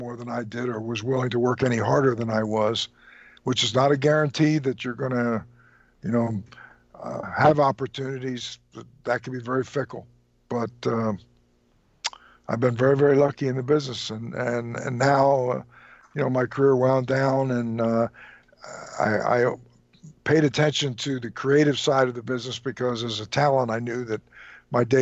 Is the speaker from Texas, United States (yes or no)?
no; Trenton, New Jersey, United States; I was born and raised in Trenton, New Jersey